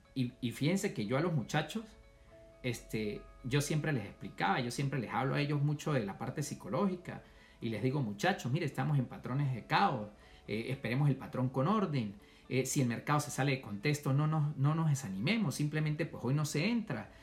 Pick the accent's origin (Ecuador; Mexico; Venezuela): Venezuela; moved away as an adult; now in United States; cuando yo salí de Venezuela